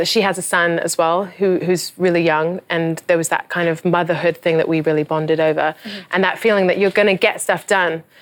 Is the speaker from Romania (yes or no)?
no; England, United Kingdom; now in United States; I'm from England. I'm a foreigner.